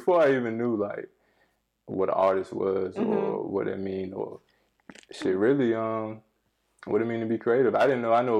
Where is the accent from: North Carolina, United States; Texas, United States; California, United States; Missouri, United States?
North Carolina, United States; I'm from North Carolina.